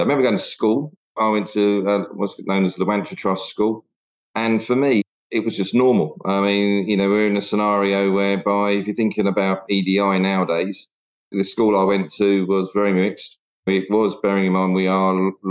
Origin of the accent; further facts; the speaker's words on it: Hertfordshire, East of England, United Kingdom; also born or lived in London / Enfield / Zambia; relocated to Hertfordshire, where I spent most of my sort of childhood before then going on to university